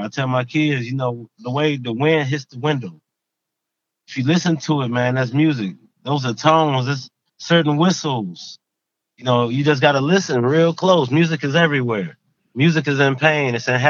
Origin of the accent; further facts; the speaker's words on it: Sandusky, Ohio, United States; Sandusky, Ohio.